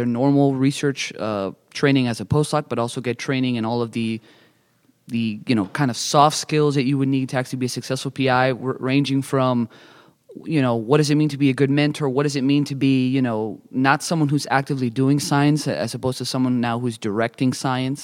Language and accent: English; Miami, Florida, United States; moved away as an adult; also born or lived in San Diego, California; now in Nashville, United States; I'm originally from Miami, Florida